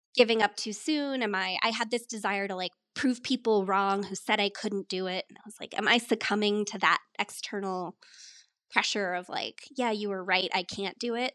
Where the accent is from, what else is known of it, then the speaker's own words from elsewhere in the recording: Colorado, United States; moved away as an adult; also born or lived in upstate New York / New York City / Philadelphia; I grew up in Colorado, though my family is originally from upstate New York. So I was born out there, moved out to the mountains when I was a baby and grew up out here.